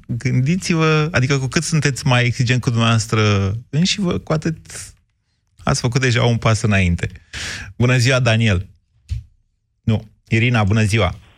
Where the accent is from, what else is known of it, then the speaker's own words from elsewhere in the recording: Drobeta-Turnu Severin, Mehedinți County, Romania; now in Bucharest, Romania; eu plec de la Severin